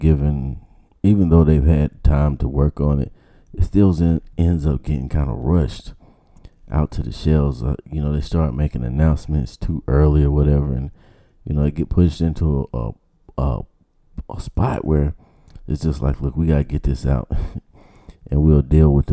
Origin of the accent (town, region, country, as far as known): Georgia, United States